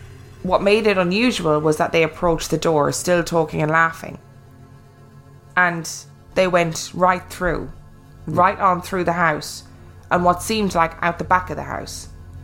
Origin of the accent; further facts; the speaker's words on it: New Mexico, United States; I wanted to share my perspectives as an Anglo growing up in a very native social landscape. I grew up in New Mexico, Navajo, Hopi, Apache, and many other Pueblo and Native nations reside there.